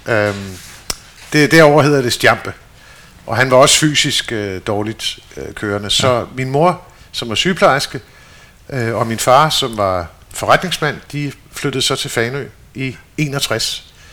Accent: Stockholm, Stockholm County, Sweden; born there; Så derfor er jeg født i Stockholm, som den sidste af tre børn.

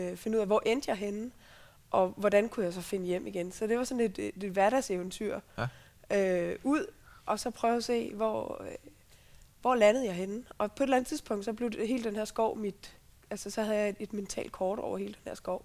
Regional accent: Central Jutland, Central Denmark Region, Denmark; jeg er opvokset på Midtjylland

